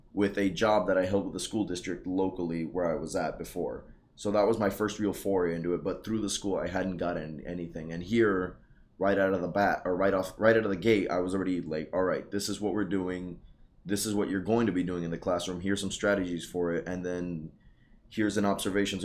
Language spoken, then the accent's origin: English; the Rio Grande Valley, Texas, United States; also born or lived in Lubbock, Texas; Born and raised here in the Valley